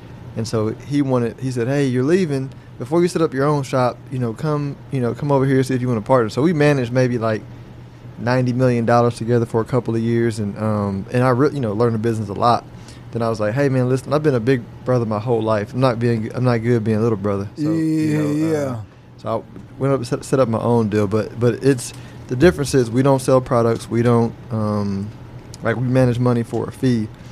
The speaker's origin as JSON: {"language": "English", "town": "Houston", "region": "Texas", "country": "United States", "tie": "born or raised there", "said": "I grew up in Houston, close to Willow Ridge"}